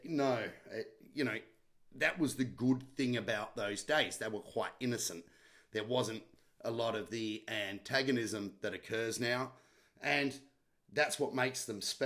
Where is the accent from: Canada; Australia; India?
Australia; South Australia; I was from South Australia